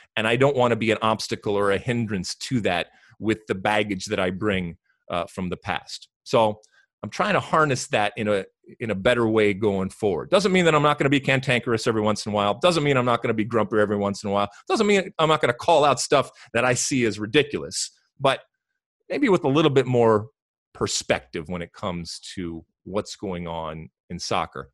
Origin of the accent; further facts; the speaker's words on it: United States; as American soccer people